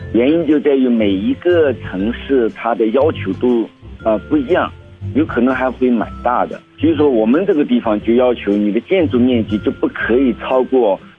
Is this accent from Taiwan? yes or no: no; China; moved away; 我是中国人